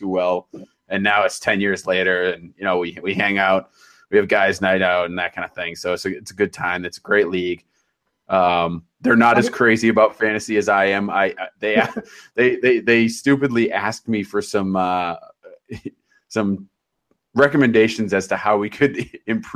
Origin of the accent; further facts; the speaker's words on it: Boston, Massachusetts, United States; I'm from the Boston area